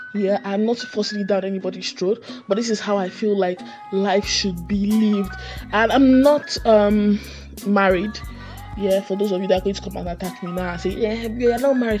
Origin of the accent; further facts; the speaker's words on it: Nigeria; as citizens of Nigeria, you know, as Nigerian citizens